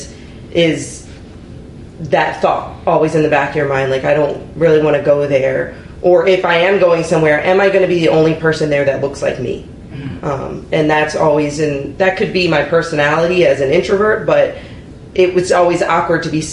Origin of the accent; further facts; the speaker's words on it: Anne Arundel County, Maryland, United States; I was born here in Anne Arundel County. I've been a part of Antioch my entire life.